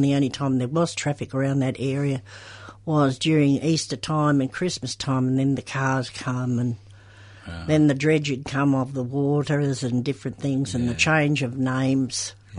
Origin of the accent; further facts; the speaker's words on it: Chelsea, Victoria, Australia; I was born at home in Chelsea.